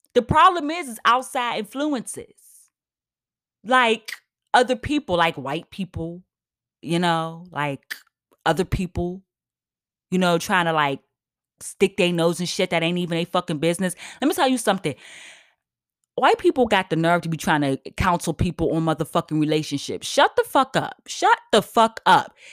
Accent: United States; also born or lived in New York; I'm black as hell, I'm American as fuck

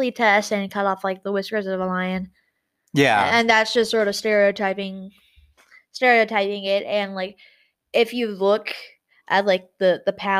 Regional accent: United States; I'm white. I'm an American.

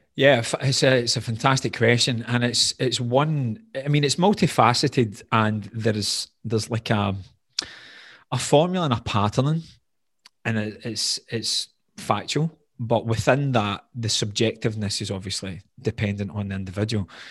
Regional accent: Glasgow, Scotland, United Kingdom; accent: Scottish, Glaswegian; moved away as an adult; also born or lived in Doha, Qatar; The accent becomes more Glaswegian

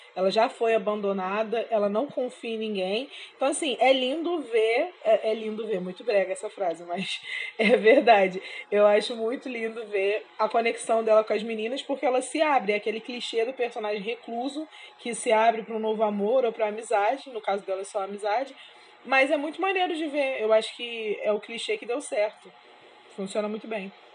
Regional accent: Brazil; como uma boa brasileira

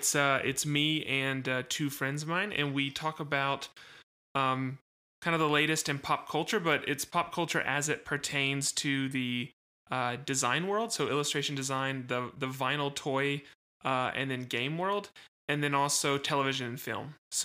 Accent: Philadelphia, Pennsylvania, United States; So I was born and raised in West Philadelphia.

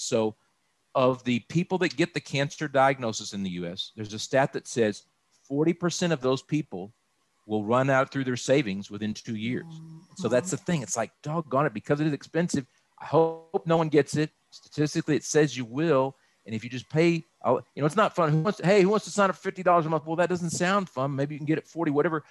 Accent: Austin, Texas, United States; moved away as an adult; also born or lived in Dallas–Fort Worth Metroplex, Texas; now in Dallas–Fort Worth, United States; I was born and raised in Austin

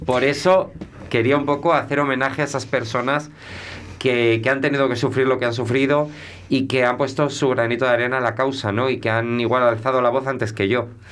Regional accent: Melgar de Arriba, Castile and León, Spain; moved away; also born or lived in Santiago de Compostela / Sahagún / Valladolid / Seville; yo donde me he criado es en Melgar

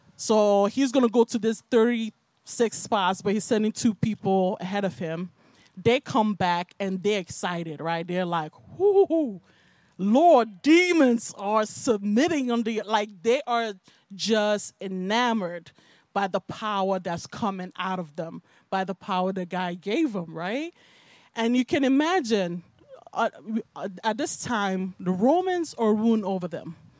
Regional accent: Nigeria; also born or lived in Bronx, New York, United States; now in United States; I was raised in Nigeria

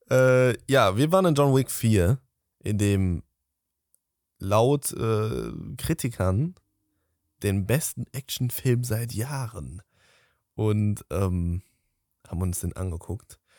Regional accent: Cologne, North Rhine-Westphalia, Germany; Wir sind Kölner.

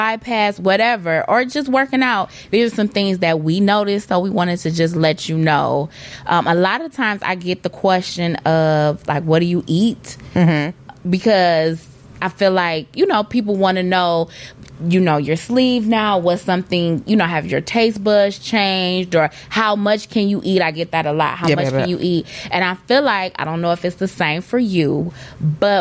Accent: Detroit, Michigan, United States; I am from Detroit

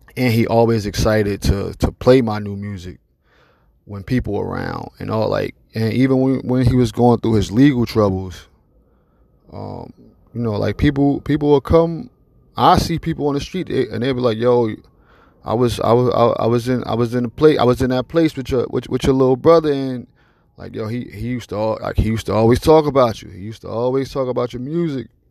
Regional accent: Newark, New Jersey, United States; I'm from Newark, New Jersey

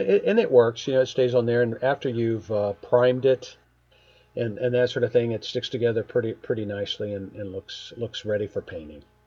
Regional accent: Springfield, United States; born, born and raised in Springfield

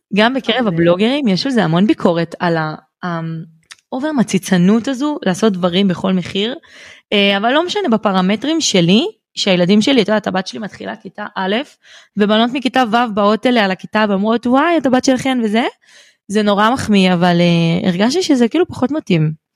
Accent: Bat Yam, Tel Aviv District, Israel; אני מבת ים

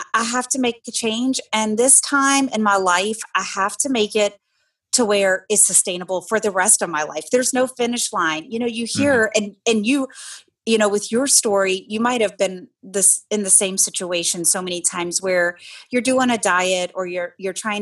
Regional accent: Louisiana, United States; moved away; I grew up in Louisiana, and man, do we love food in Louisiana

